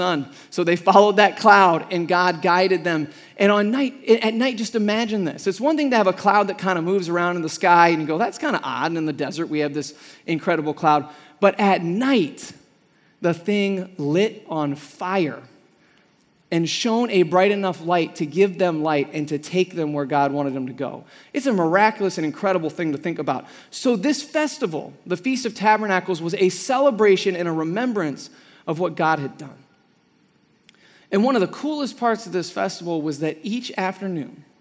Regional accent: Midwest, United States; now in Arizona, United States; I'm from the Midwest, And even in the Midwest when I was growing up

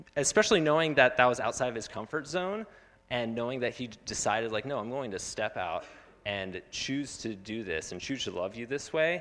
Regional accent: Phoenix, Arizona, United States; I grew up in Phoenix

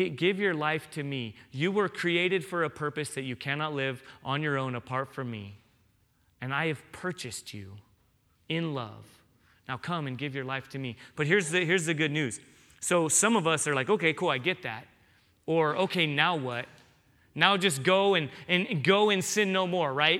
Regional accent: San Diego, California, United States; now in Tucson, United States; I grew up in San Diego

